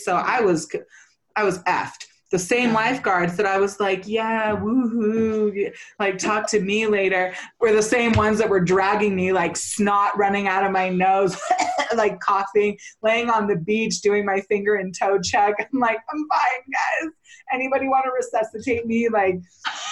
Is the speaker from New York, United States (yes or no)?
no; Santa Cruz, California, United States; also born or lived in Garberville, California; I grew up in Santa Cruz